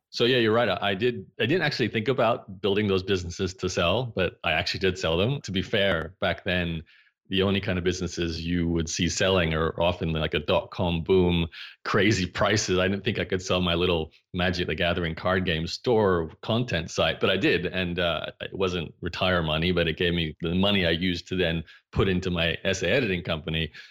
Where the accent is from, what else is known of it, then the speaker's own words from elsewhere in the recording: Brisbane, Queensland, Australia; I grew up in Brisbane, Australia